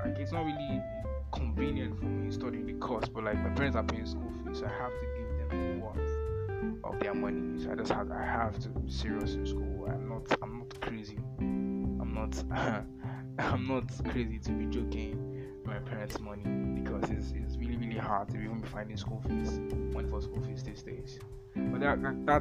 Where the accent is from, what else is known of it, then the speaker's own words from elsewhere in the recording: Nigeria; English is a second language; I'm a Nigerian, I'm a Christian